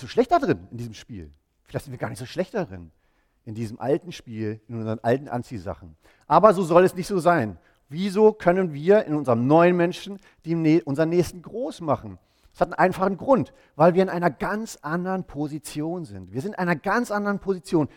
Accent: East Germany, Germany; moved away as an adult; wir sind, meine Frau und ich, wir sind zusammen in Ostdeutschland aufgewachsen

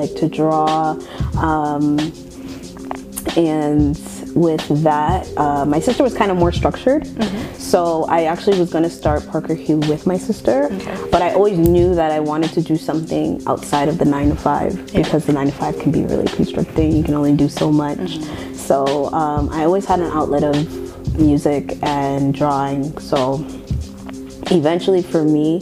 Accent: Toronto, Ontario, Canada; I grew up on the outskirts of Scarborough.

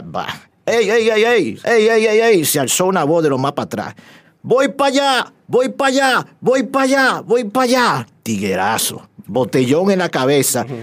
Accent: Dominican Republic; casi toda mi vida la he vivido aquí y me siento dominicano

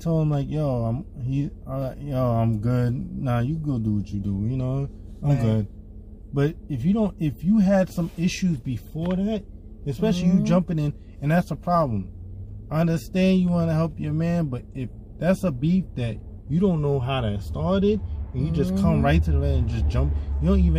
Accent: New York, United States; I'm a New Yorker

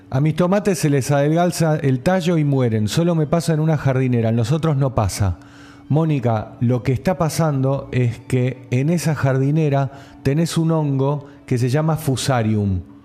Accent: General Pacheco, Buenos Aires Province, Argentina; Yo soy de Pacheco.

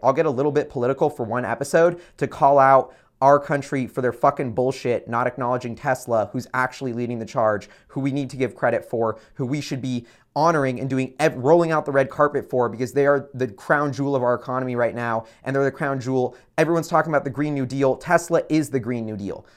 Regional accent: United States; as an American citizen

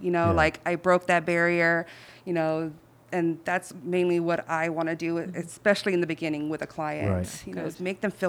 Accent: Southeast, United States; Like, I can relate. I'm from the Southeast, you know, like, like, what's going on?

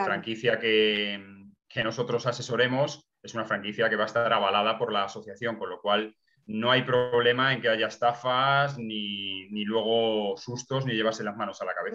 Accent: Nava del Barco, Castile and León, Spain; mi pueblo, en Ava del Barco, en Ávila

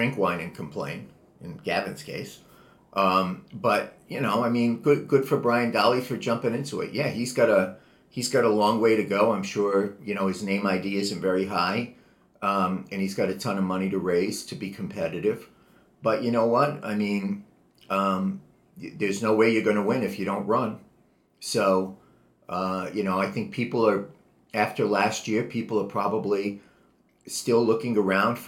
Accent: Providence, Rhode Island, United States; moved away as an adult; now in California, United States; I was born and brought up in Providence, Rhode Island

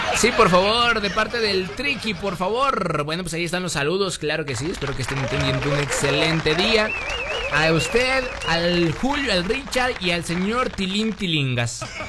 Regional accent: Mexico; yo como mexicano

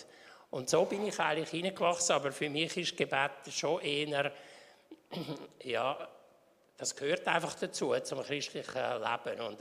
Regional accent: Winterthur, Zurich, Switzerland; Ja, also ich bin in Winterthur aufgewachsen und äh, jetzt sind wir im Deutweg in die reformierte Kirche gegangen.

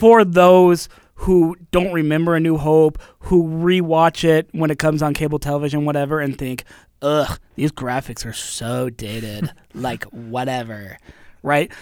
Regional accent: Utah, United States; I grew up in Utah, grew up in the L D S Church

